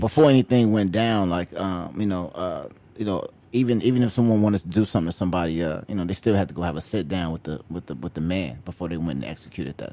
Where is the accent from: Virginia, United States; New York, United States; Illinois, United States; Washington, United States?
Illinois, United States; Chicago; on the south side, I grew up in Roseland, um, actually on the hundred and eighth and Wentworth